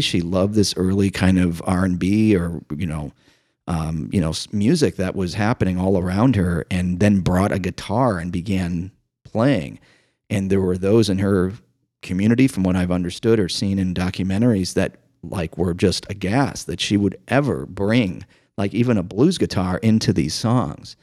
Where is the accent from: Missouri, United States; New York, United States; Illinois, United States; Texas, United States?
Illinois, United States; Chicago; growing up in Chicago